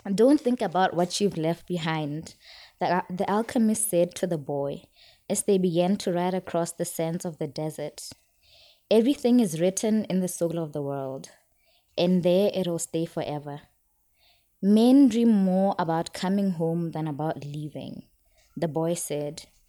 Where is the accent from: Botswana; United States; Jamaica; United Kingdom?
Botswana; Serowe, Central District; moved away; I'm from Botswana